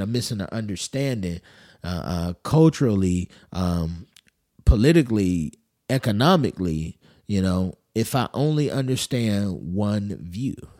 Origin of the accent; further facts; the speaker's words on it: United States; I'm American